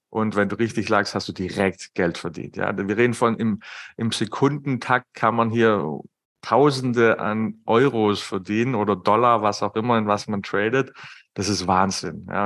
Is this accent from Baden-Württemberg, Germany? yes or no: yes; Baden-Württemberg, Germany; ich bin Schwabe, wie man vielleicht raushört.